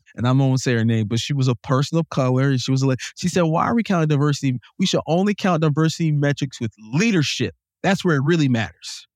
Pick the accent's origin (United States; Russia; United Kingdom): United States; Jacksonville, North Carolina; also born or lived in Salisbury, North Carolina; I came from Jacksonville, North Carolina